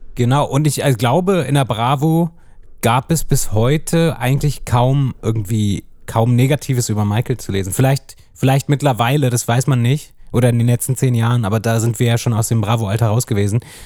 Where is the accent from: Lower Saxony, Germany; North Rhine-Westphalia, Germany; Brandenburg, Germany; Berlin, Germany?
Lower Saxony, Germany; Hanover; es ist halt meine Heimatstadt. Also ja. ich bin ja auch in Hannover geboren.